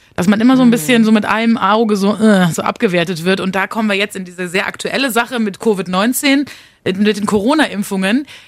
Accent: Münster, North Rhine-Westphalia, Germany; Wir kommen beide aus NRW, aus Münster

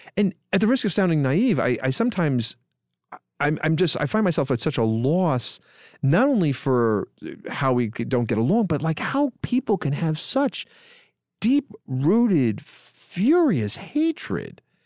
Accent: New York City, New York, United States; born or raised there

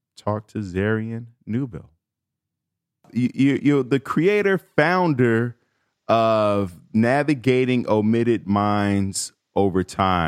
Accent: Chicago, Illinois, United States; I'm from Chicago, a major city

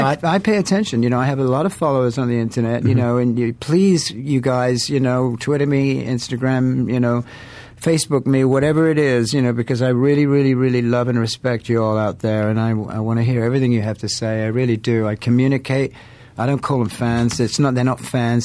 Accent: England, United Kingdom; I'm English.

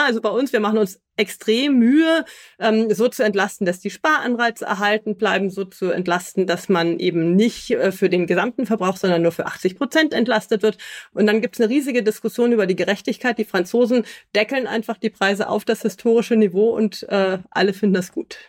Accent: Hamburg, Germany; moved away as an adult; also born or lived in Rendsburg / Berlin / Alicante / Brussels; now in Nuremberg, Germany; bin ich in Rendsburg geboren, aber in Hamburg aufgewachsen

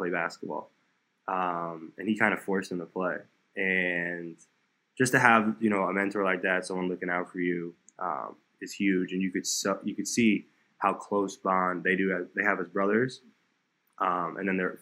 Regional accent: South Florida, United States; also born or lived in New York; I grew up in South Florida. So I was born in New York, but my parents and I, we moved down to South Florida about an hour from Miami

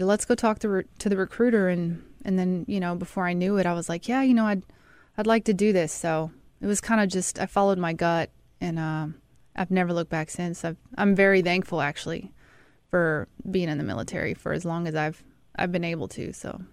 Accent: Mississippi, United States; moved away; also born or lived in Colorado Springs, Colorado; I'm from Mississippi

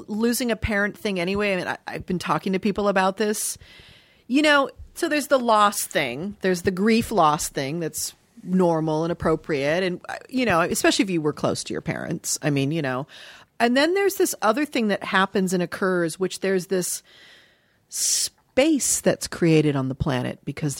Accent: Dayton, Ohio, United States; born there; I was born in Dayton, Ohio.

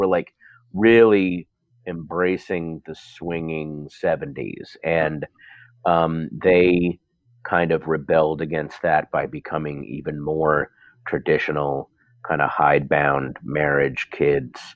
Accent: Sterling, Virginia, United States; also born or lived in Portsmouth, Virginia; even though I wasn't born there, I consider Sterling, Virginia to be my hometown, because wherever you go through puberty, that's your hometown

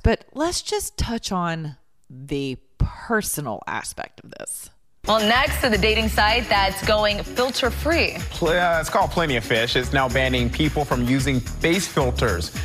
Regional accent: the South, United States; we're from the South.

